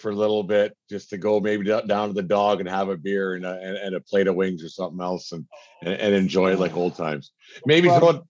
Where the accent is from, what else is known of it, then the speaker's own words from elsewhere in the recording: Fort Macleod, Alberta, Canada; Small Town is that's our little town, and where, you know, that town's been 3,000 people since I was born, 3,000 people since my mother was born, and 3,000 people today. We're quite proud of that little place that we call home